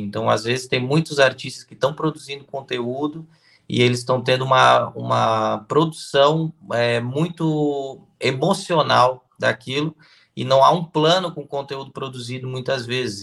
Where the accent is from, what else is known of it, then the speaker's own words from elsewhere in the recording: Blumenau, Santa Catarina, Brazil; Eu sou de Santa Catarina, né, cidade de Blumenau